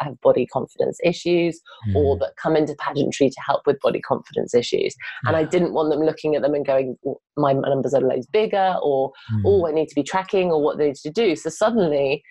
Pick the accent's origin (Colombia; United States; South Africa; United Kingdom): United Kingdom; now in London, United Kingdom; I'm very British and I love being British